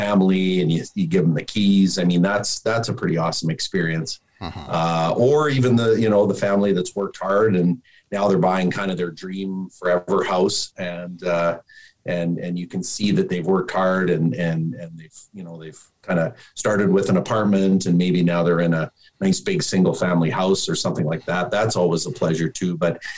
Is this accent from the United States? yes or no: no; Calgary, Alberta, Canada; born and raised in Calgary